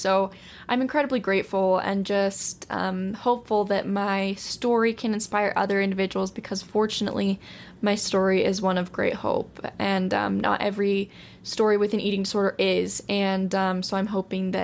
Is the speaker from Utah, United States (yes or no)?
yes; Utah, United States; I'm from Utah, still living here